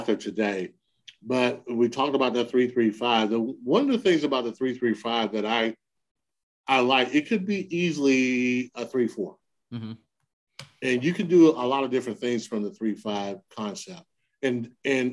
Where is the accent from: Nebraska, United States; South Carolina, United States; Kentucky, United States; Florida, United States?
South Carolina, United States; Lamar; I was from Lamar